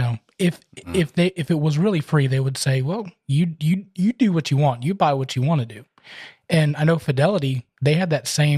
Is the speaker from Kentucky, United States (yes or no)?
yes; Kentucky, United States; I'm from Kentucky